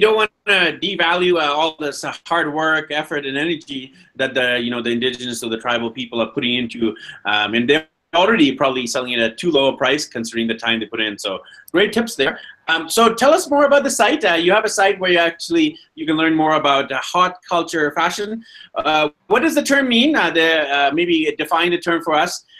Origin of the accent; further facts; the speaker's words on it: Vancouver, British Columbia, Canada; also born or lived in London, England; now in Quito, Ecuador; I'm from Vancouver, BC, and uh, I've lived in London, England, and now I'm here in Quito, Ecuador